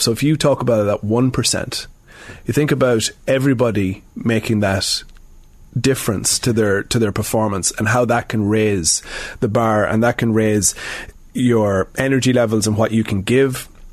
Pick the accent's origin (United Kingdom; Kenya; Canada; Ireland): Ireland; Sligo, Connacht; moved away as an adult; now in Dublin, Ireland; I'm from Sligo, um, but I'm I'm in Dublin now for nearly 20 years